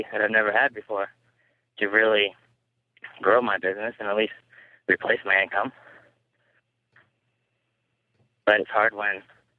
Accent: Boise, Idaho, United States; moved away as an adult; now in California, United States; I'm from Boise

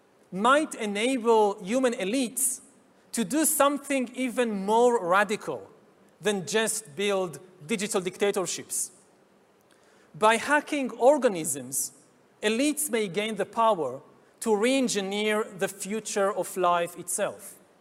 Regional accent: Israel; my home country of Israel

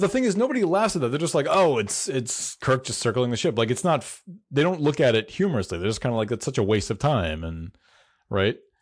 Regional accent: the American South, United States; I am from the South

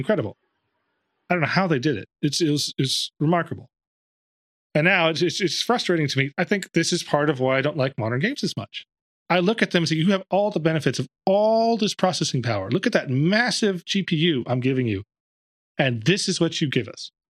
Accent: Dallas, Texas, United States; I'm from Dallas

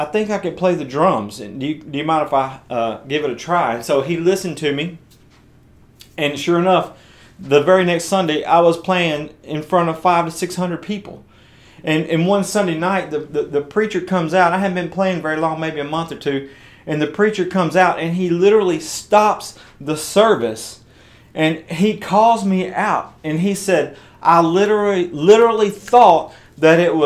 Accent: West Tennessee, United States; I was attending this church of about 500 or 600 people in my hometown in West Tennessee

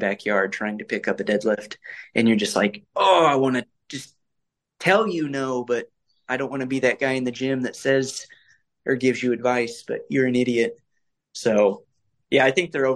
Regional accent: Fort Wayne, Indiana, United States; I am from Indiana, born and raised Hoosier

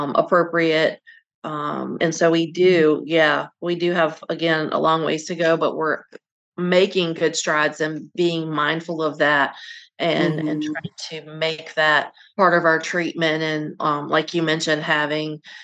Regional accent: Virginia, United States; I grew up in Virginia and my family's from North Carolina

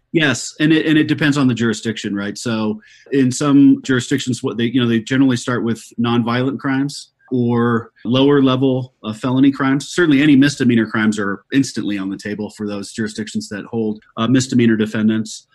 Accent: Colorado, United States; my home state of Colorado

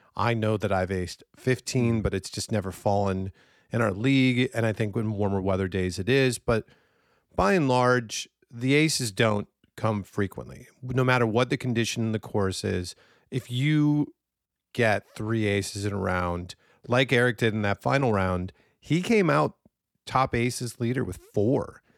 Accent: Minnesota, United States; growing up in Minnesota

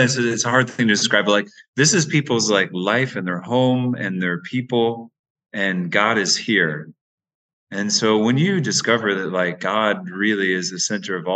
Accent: Georgia, United States; moved away as an adult; also born or lived in Nicaragua / Honduras; now in Bronx, United States; I'm from Georgia

